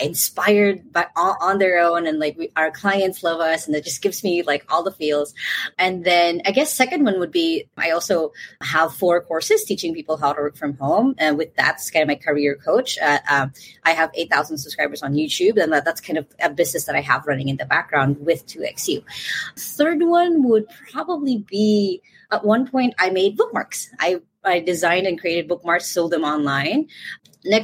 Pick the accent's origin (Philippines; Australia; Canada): Philippines; I'm from the Philippines